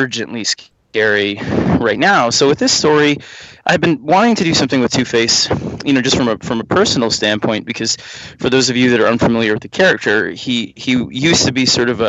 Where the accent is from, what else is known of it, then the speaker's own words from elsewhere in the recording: New York, United States; I grew up in New York, in the city